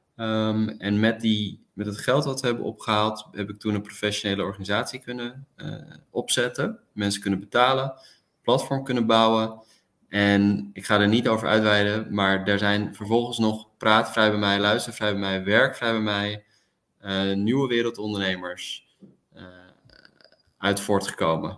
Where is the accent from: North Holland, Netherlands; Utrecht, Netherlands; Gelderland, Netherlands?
North Holland, Netherlands; Amsterdam; also born or lived in Delft; now in The Hague, Netherlands; Ik woon nu in Den Haag en ik ben geboren in Amsterdam